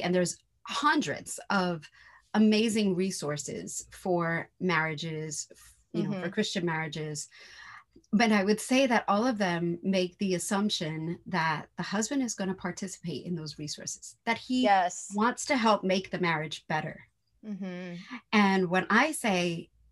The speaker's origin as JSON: {"language": "English", "town": "New York City", "region": "New York", "country": "United States", "said": "I'm from New York City"}